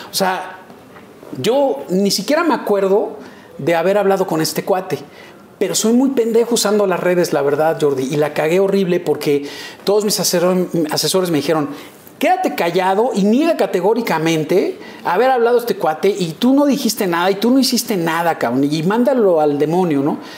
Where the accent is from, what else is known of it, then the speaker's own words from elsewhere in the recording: Yucatán, Mexico; Del, de la península, eh, cerca de, Mérida, Yucatán, y de donde soy yo.